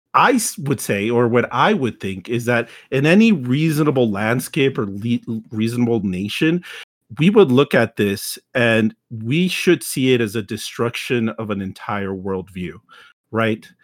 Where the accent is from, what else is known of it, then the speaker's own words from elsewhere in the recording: Texas, United States; myself as a Texan